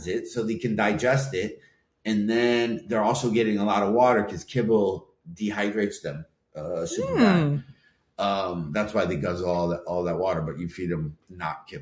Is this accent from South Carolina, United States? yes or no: no; Michigan, United States; I'm from Michigan. There's a lot of cider mills and all that stuff